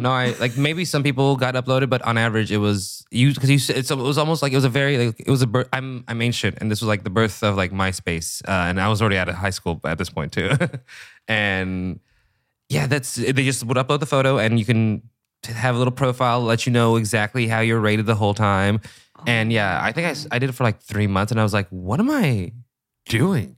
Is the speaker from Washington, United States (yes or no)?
yes; Seattle, Washington, United States; I'm from Seattle, Washington